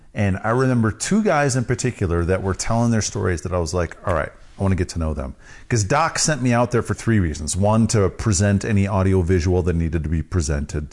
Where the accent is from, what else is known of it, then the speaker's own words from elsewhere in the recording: Wisconsin, United States; I'm from Wisconsin